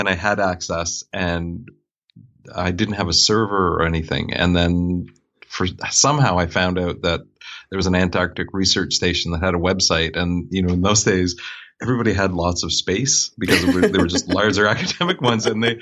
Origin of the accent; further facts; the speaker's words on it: Fredericton, New Brunswick, Canada; moved away as an adult; now in Wolfville, Canada; I'm originally from Fredericton, New Brunswick